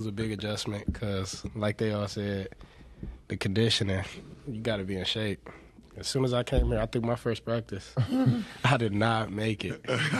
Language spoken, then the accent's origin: English; Cleveland, Ohio, United States; I'm from Ohio to Cleveland.